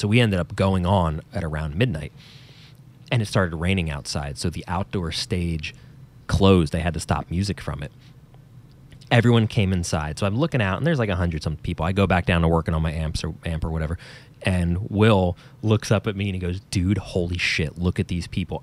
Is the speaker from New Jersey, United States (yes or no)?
yes; New Jersey, United States; us in old New Jersey, if you couldn't tell by my accent, that's where I'm from